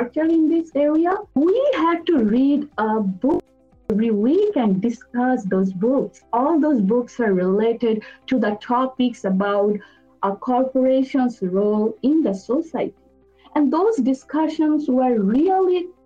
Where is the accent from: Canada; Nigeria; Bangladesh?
Bangladesh; moved away as an adult; also born or lived in Dhaka, Bangladesh; now in United States; I'm originally from Bangladesh.